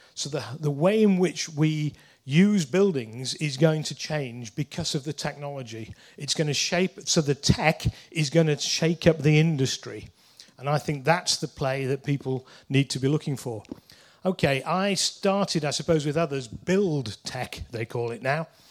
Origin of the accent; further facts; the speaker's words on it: Leeds, Yorkshire and the Humber, United Kingdom; I'm from Leeds